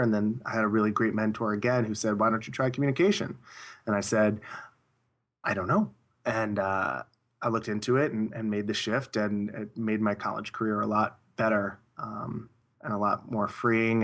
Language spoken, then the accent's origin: English; Long Island, New York, United States; I grew up in, uh, in the suburbs of, uh, Long Island, New York, which is about, about fifteen miles outside Manhattan